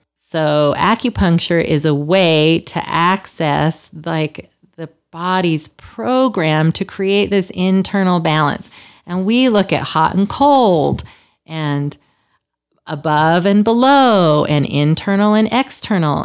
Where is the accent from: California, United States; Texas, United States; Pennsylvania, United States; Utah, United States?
Utah, United States; Salt Lake City; moved away as an adult; also born or lived in Los Angeles; I'm from Salt Lake, and I wanted to come home.